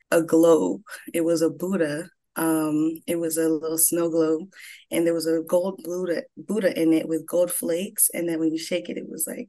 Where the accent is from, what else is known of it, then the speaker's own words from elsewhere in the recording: Broward County, South Florida, United States; also born or lived in Atlanta, Georgia; I was born in Atlanta, Georgia, raised in South Florida, Broward County